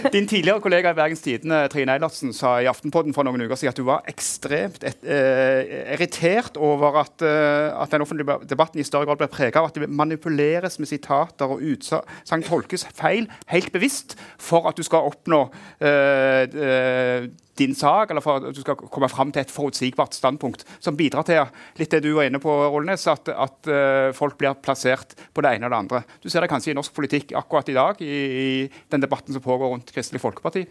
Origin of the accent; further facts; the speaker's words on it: Norway; vi norske redaktører